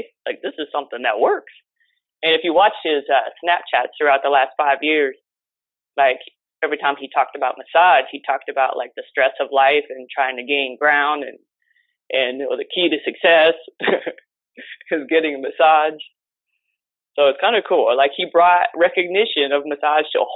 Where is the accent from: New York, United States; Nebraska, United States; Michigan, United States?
Nebraska, United States; moved away as an adult; now in Miami, United States; I'm originally from Nebraska